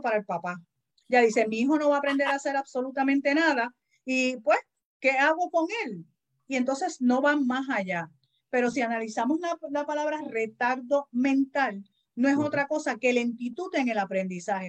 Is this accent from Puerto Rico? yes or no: yes; Puerto Rico; Los boricuas pronunciamos mal, vivimos con la L